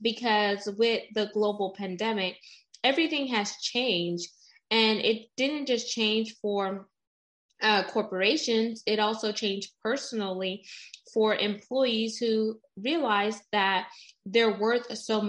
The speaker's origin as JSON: {"language": "English", "country": "United States", "said": "I'm first generation American. So my mom is West Indian. She's from St. Vincent and the Grenadines"}